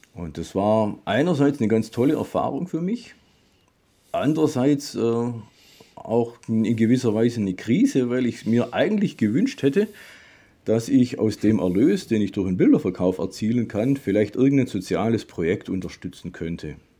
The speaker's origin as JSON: {"language": "German", "area": "Swabian Jura", "region": "Baden-Württemberg", "country": "Germany", "said": "Ich komme von der Schwäbischen Alb"}